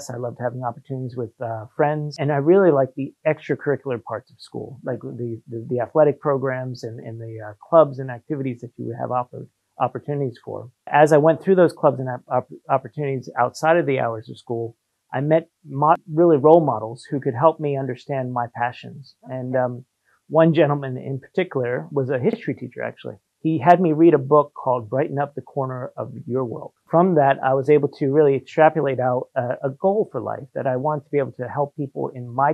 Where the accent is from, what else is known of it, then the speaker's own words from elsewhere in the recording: North Carolina, United States; moved away as an adult; also born or lived in New Jersey / Shanghai, China / Paris, France; now in Hong Kong; when we moved to North Carolina, I was about 8 years old. So I did most of my schooling through there as well.